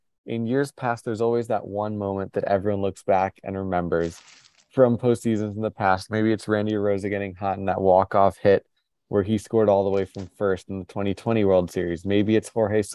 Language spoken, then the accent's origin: English; New York, United States; as a New Yorker, as a Mets fan